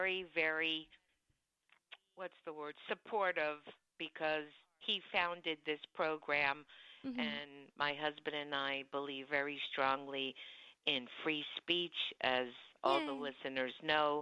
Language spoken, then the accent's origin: English; Miami, Florida, United States; also born or lived in California; now in Charleston, United States; I was raised in Miami